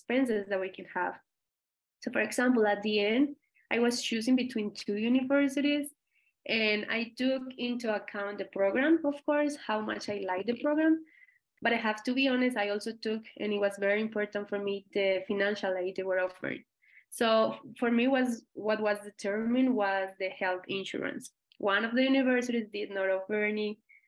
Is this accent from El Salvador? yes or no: no; Colombia; English is a second language; moved away as an adult; now in United States; I am originally from Colombia